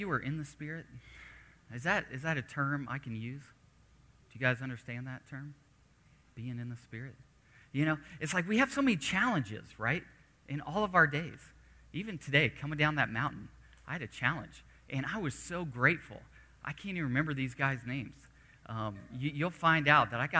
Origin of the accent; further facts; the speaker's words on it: Los Angeles, California, United States; I'm from Los Angeles